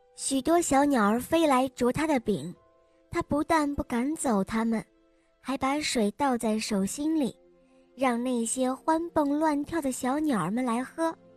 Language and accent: Chinese; Xi'an, Shaanxi, China; 我五岁了，我来自西安